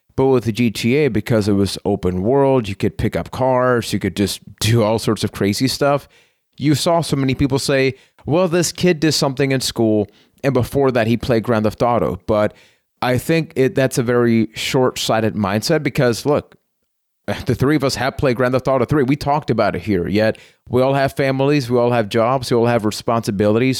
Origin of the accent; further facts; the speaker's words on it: Puerto Rico; I am from Puerto Rico